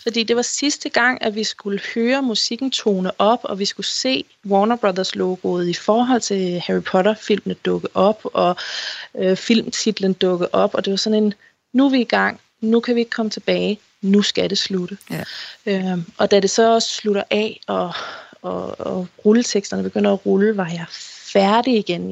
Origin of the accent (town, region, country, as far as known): Denmark